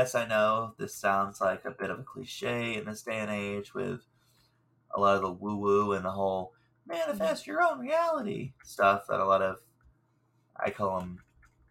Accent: the South, United States; I'm from the South, and we're cast iron people

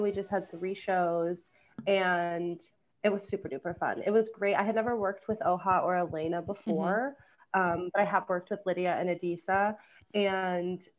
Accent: Savannah, Georgia, United States; moved away; I grew up in Georgia, in Savannah, Georgia

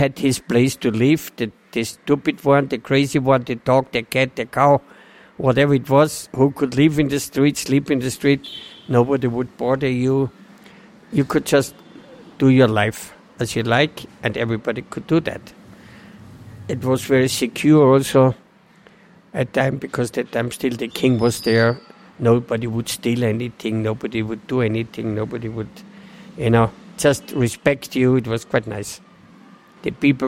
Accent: Austria; moved away as an adult; now in Nepal; I'm from Austria and 66 years old.

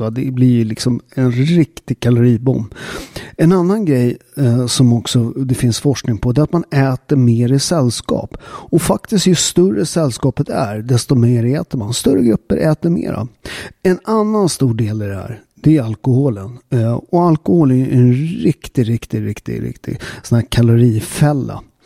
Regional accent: Sweden; Vi har en jävligt stark kultur i Sverige

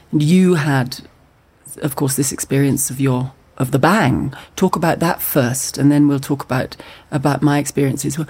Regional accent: Scotland, United Kingdom; as a Scottish person. It's something that I feel in Scotland

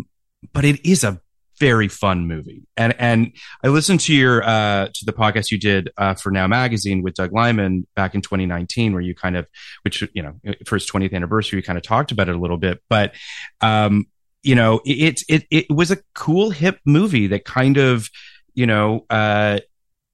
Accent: Toronto, Ontario, Canada; I grew up in Toronto

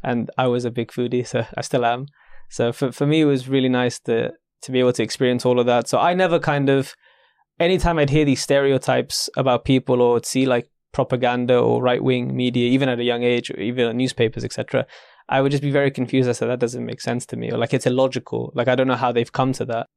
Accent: London, United Kingdom; maybe I'm just a Londoner

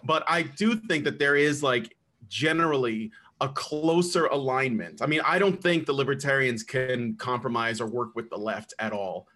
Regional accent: United States; also born or lived in Chicago, Illinois; now in Roanoke, United States; I'm from the United States

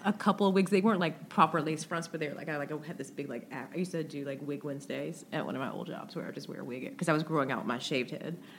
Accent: the South, United States; I'm from the South

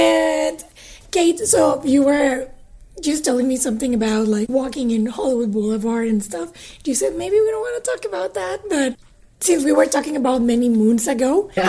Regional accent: Mexico; now in Calgary, Canada; I am originally like from Mexico.

